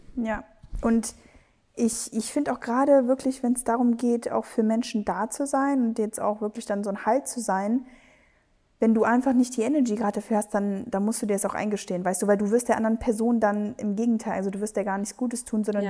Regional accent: Spain; Wir sind beide Spanier

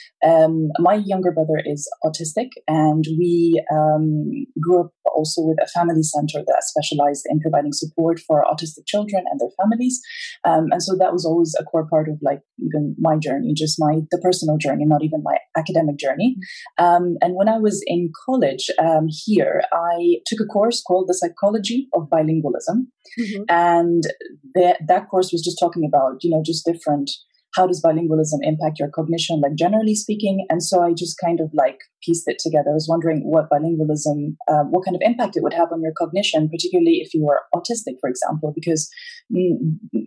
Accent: Abu Dhabi, United Arab Emirates; also born or lived in Edinburgh, United Kingdom; I actually was born and raised in Abu Dhabi. My family is originally from Egypt.

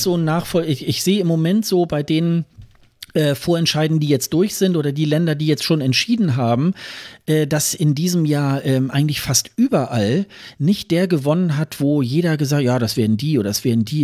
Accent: Germany; wir als Deutsche

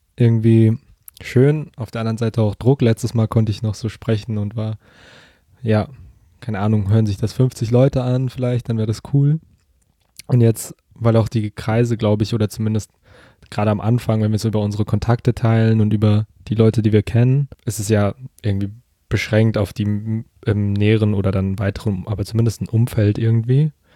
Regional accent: Germany; ich bin hier in der Gegend aufgewachsen quasi, war nie länger als ein halbes Jahr jetzt weg

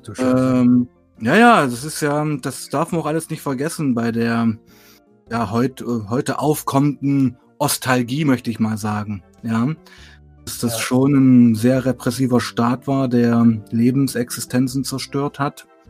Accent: Weißenfels, Saxony-Anhalt, Germany; moved away as an adult; also born or lived in Leipzig; bin da geboren, aufgewachsen

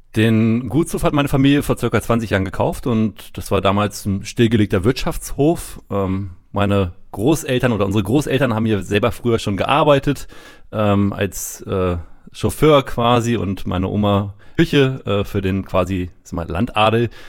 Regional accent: Rethmar, Lower Saxony, Germany; accent: northern; also born or lived in United States; man hört es schon, ich komme aus dem Norden, aus der Region Hannover, Redmar.

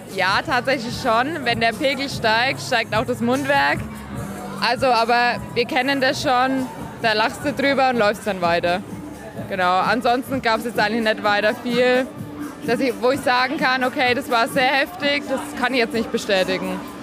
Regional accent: Ludwigsstadt, Bavaria, Germany; ich komme aus dem Landkreis Kronach. Aus Ludwigstadt

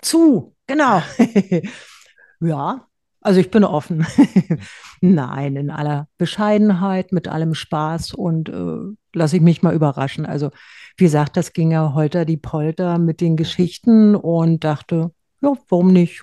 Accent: Berlin, Germany; accent: Berliner Schnauze; also born or lived in Rheinhessen; now in Erbes-Büdesheim, Germany; ich grüße in meiner Heimat Rheinhessen mit Berliner Schnauze

